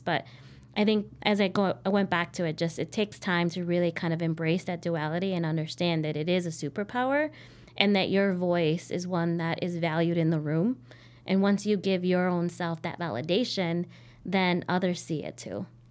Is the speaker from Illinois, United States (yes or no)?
yes; Chicago, Illinois, United States; I'm 100% Chicagoan and I identify with my identidad as Mexicana, Latina, um, hija de migrantes